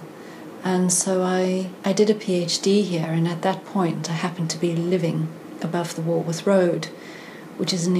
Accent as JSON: {"language": "English", "country": "South Africa", "tie": "born or raised there", "moved": "as an adult", "lives_now": "London, United Kingdom", "said": "I grew up in South Africa in the heart of the apartheid"}